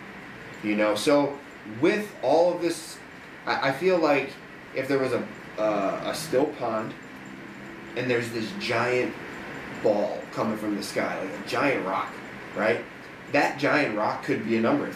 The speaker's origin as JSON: {"language": "English", "town": "Chicago", "region": "Illinois", "country": "United States", "tie": "born or raised there", "said": "I'm from outside of Chicago"}